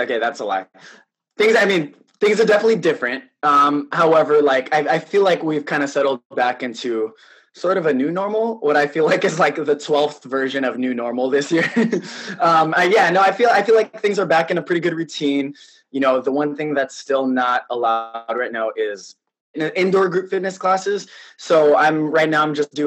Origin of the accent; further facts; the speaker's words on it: South San Francisco, California, United States; moved away as an adult; now in New York, United States; I was born and raised in the Bay Area. So I was born in San Francisco. I grew up in South San Francisco